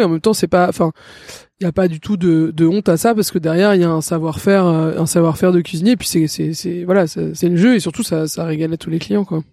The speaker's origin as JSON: {"language": "French", "town": "Paris", "region": "Île-de-France", "country": "France", "tie": "born or raised there", "said": "J'ai grandi à Paris dans le 6"}